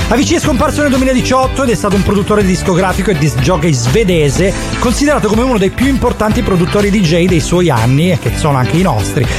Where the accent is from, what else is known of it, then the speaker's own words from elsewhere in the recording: Catanzaro, Calabria, Italy; io sono di Catanzaro